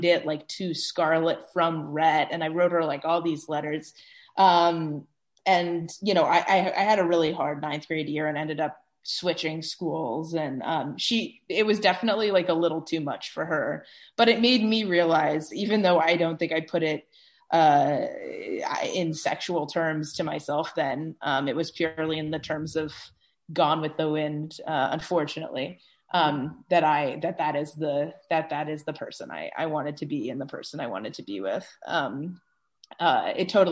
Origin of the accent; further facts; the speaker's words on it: New York City, New York, United States; I grew up in New York City